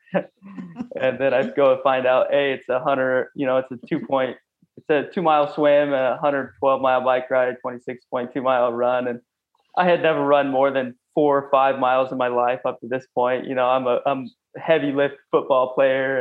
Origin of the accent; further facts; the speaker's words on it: Clarkston, Washington, United States; I'm from a small town, a rural blue collar work town in Clarkston, Washington, um, known as the LC Valley